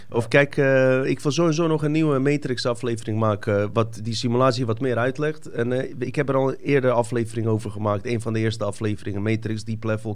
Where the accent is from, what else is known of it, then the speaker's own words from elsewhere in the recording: Bosnia & Herzegovina; now in Netherlands; Ik kom inderdaad uit Bosnië